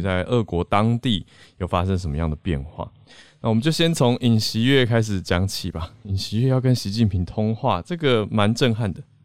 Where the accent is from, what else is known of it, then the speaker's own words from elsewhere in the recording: Taipei, Taiwan; 其他不是台北市念国中的朋友